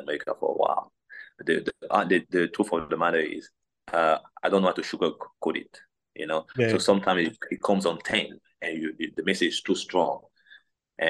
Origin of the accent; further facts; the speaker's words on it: Cameroon; English is a second language; moved away as an adult; now in United States; growing up in Cameroon